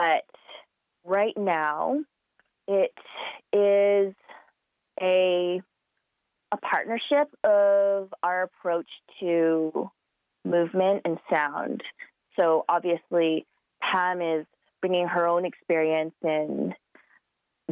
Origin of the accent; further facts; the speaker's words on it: Calgary, Alberta, Canada; I am of Chinese descent, but I was born and raised in Calgary